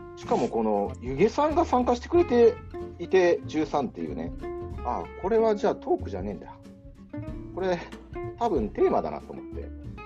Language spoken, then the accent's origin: Japanese; Kanto, Japan; also born or lived in New York; now in Fukuoka, Japan; 関東、私、関東の人間